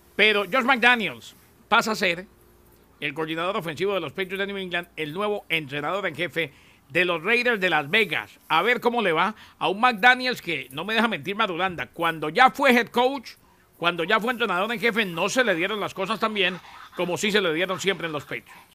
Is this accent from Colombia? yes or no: yes; Colombia